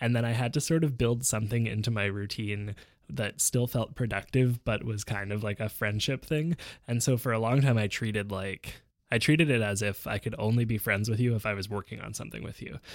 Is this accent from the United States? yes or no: no; Montreal, Quebec, Canada; also born or lived in Vancouver; we moved back to Montreal from Vancouver in the fall of nineteen ninety-nine